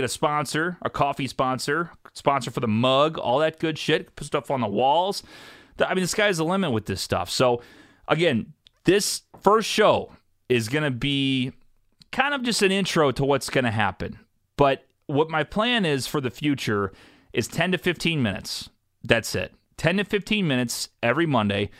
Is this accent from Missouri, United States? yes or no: yes; St. Louis, Missouri, United States; I'm from St. Louis, Missouri